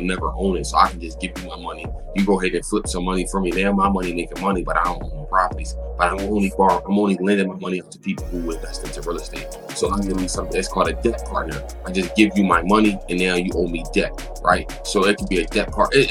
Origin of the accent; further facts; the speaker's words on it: Philadelphia, Pennsylvania, United States; I'm from Philadelphia, the inner city. I grew up in North Philadelphia.